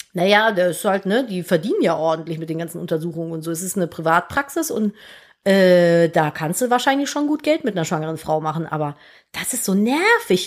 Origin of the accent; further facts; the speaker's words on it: Cologne, North Rhine-Westphalia, Germany; moved away as an adult; Ich musste eine Station mit der U-Bahn immer zur Schule fahren, von Florastraße zu Neusser Straße.